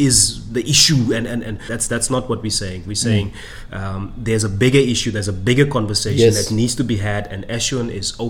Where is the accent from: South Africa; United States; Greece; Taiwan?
South Africa; Namaqualand, Northern Cape; accent: deep Namaqualand; I had a deep Namaqualand accent.